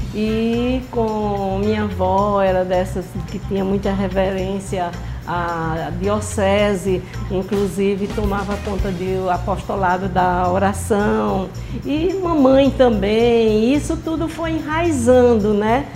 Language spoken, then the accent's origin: Portuguese; Mossoró, Rio Grande do Norte, Brazil; also born or lived in Patu; fiz minha infância em Mossoró.